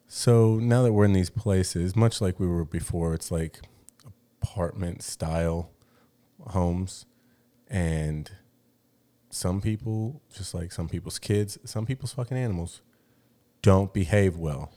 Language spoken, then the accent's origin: English; Gilbert, Arizona, United States; moved away as an adult; now in Mexico; I grew up in Gilbert, which is, I think, maybe considered one of the whitest places